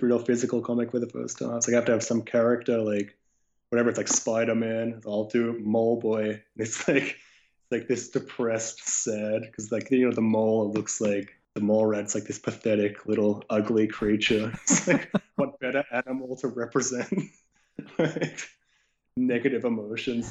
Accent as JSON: {"language": "English", "country": "Canada", "tie": "born or raised there", "said": "I grew up in Canada"}